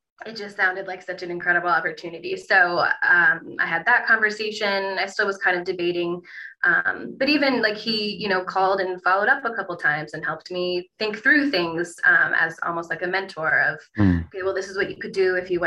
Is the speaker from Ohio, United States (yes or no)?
yes; Toledo, Ohio, United States; I was from Toledo. I went to the University of Toledo for undergrad